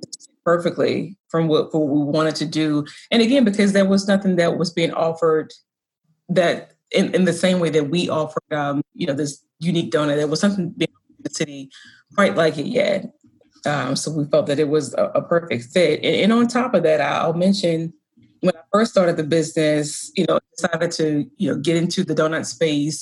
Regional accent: the South, United States; moved away as an adult; also born or lived in DMV; now in Baltimore, United States; I grew up in the South. I went to school in the Deep South and decided to return to the DMV when I graduated.

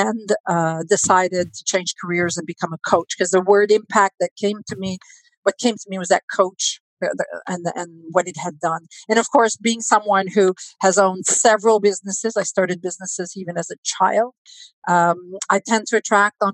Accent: Canada; We're Canadian

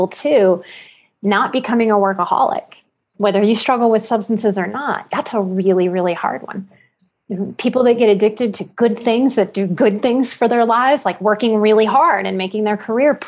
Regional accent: New Orleans, Louisiana, United States; the abuse of my childhood and growing up in New Orleans

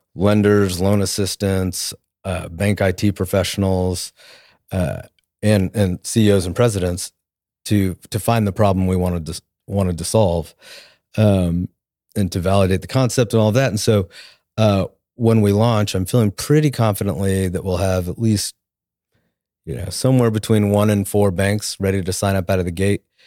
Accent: Tulsa, Oklahoma, United States; also born or lived in New Orleans / Washington, D.C.; I'm from Tulsa. I grew up here

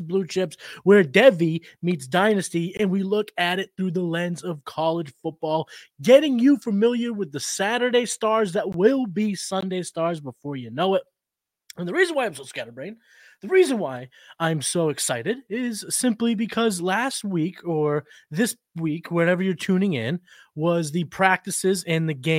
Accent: Massachusetts, United States; I'm from New England. That's what we do. Iced coffee from Dunkies here in Mass.

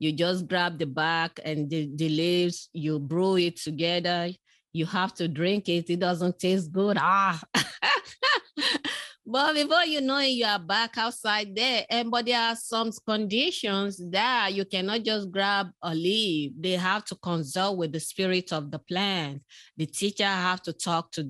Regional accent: Nigeria; moved away; I was born in West Africa, in Nigeria, spent early childhood in that community

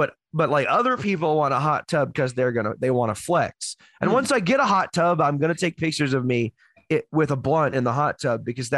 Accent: Houston, Texas, United States; born or raised there; moved away

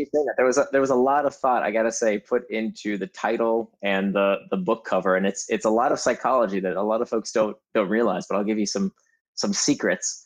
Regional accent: Altamonte Springs, Florida, United States; moved away; I actually grew up in Altamont Springs, just outside of Orlando

